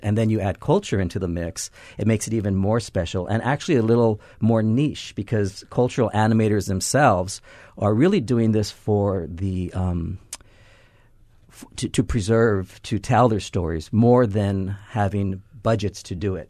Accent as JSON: {"language": "English", "town": "Los Angeles", "region": "California", "country": "United States", "moved": "as an adult", "lives_now": "Hawaii, United States", "said": "I'm from Los Angeles, came here about ten, eleven years ago"}